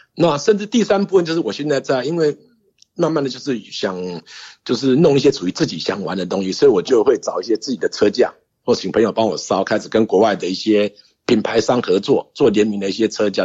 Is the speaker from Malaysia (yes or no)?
no; Taiwan; also born or lived in Japan; 跟我回家台湾